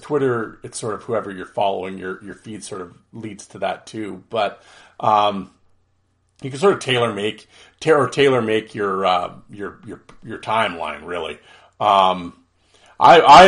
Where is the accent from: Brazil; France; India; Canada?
Canada; as a Canadian